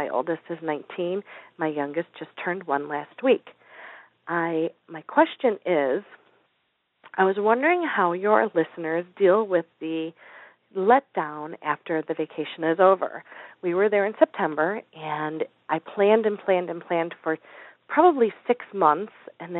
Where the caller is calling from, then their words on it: Chicago, Illinois, United States; I'm calling from the Chicagoland area where it's very cold.